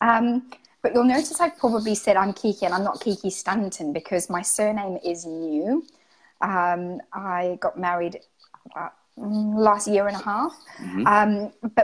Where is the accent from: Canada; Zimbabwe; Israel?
Zimbabwe; moved away as an adult; also born or lived in Greece (ancestry); now in United Kingdom; I'm Greek, and I'm from Zimbabwe. And I've been living in the UK for about the last 18 years